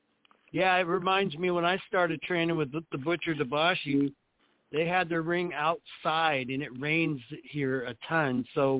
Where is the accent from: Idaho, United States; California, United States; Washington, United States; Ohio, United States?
Washington, United States; Tacoma; now in Puyallup, United States; I grew up in Tacoma. Now I live in beautiful Puyallup. I got a nice view of Mount Rainier.